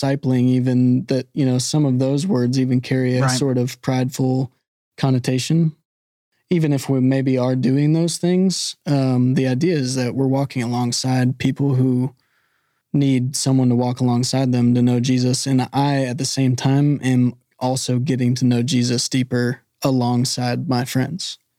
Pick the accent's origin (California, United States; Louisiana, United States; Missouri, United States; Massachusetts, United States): Missouri, United States; Springfield; moved away as an adult; also born or lived in India; some of my friends I grew up with in Springfield, Missouri. Mm-hmm. In my hometown